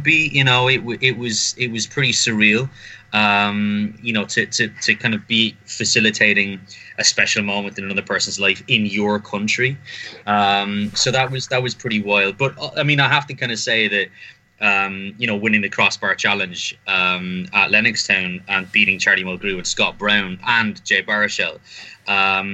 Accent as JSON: {"language": "English", "country": "Ireland", "said": "as an Irish person"}